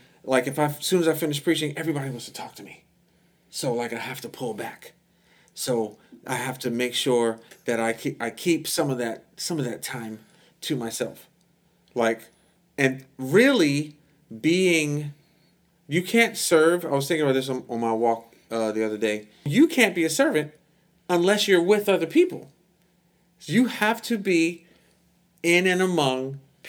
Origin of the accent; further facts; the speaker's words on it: United States; we're American